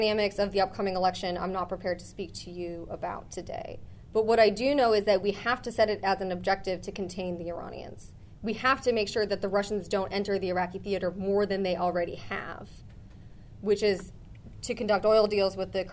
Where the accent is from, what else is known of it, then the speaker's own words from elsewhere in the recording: rural Minnesota, United States; moved away; my hometown, rural Minnesota